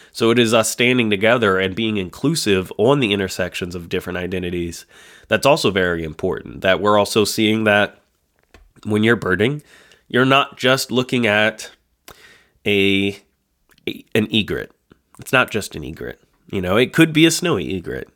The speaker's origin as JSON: {"language": "English", "region": "the North", "country": "United States", "said": "we're folks from the North. We're, you know, I've lived most of my life in the North"}